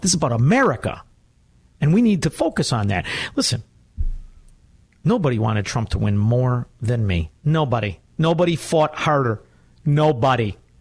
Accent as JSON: {"language": "English", "town": "Chicago", "region": "Illinois", "country": "United States", "said": "I'm from Chicago"}